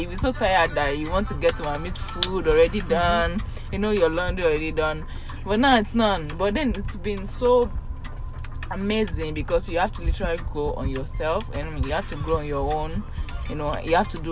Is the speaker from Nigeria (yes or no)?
yes; Yorubaland, Nigeria; accent: Yoruba; now in Makati, Philippines; I'm Yoruba. I did say that. Even my accent should have said it